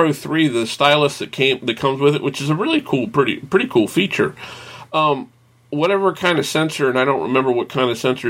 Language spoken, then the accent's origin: English; United States